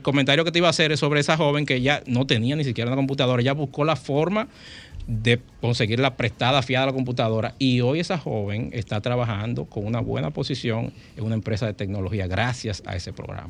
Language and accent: Spanish; Dominican Republic; los instructores que están aquí son somos dominicanos